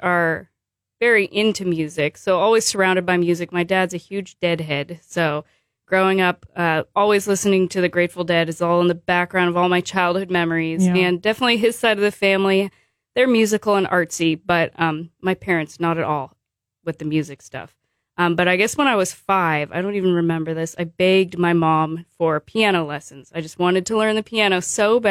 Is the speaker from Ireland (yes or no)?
no; Bay Area, California, United States; moved away; I'm from the Bay Area.